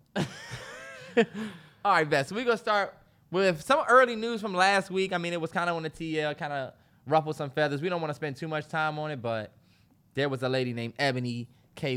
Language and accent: English; Washington, D.C. area, United States; even though we from this area, I'd never really been downtown DC